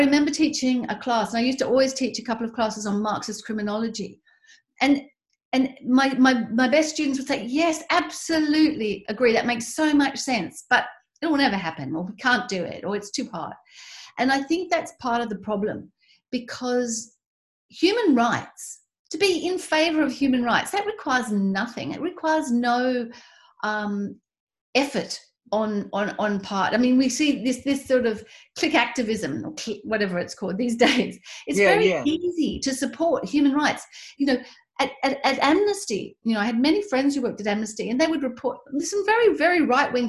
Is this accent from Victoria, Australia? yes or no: no; Tasmania, Australia; as an Australian, somebody who grew up in Tasmania